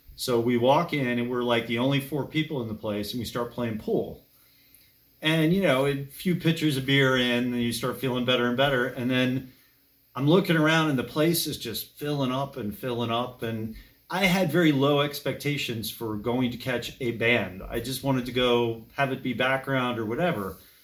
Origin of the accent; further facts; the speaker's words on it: Berwyn Heights, Maryland, United States; now in Gaithersburg, United States; I grew up in Berwyn Heights, and it was a good place to grow up at the time